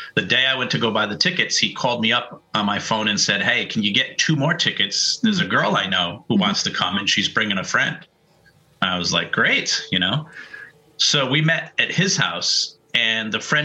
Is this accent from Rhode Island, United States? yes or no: yes; Pawtucket, Rhode Island, United States; also born or lived in Providence, Rhode Island / Narragansett, Rhode Island / Cranston, Rhode Island; I was born and grew up in Pawtucket, Rhode Island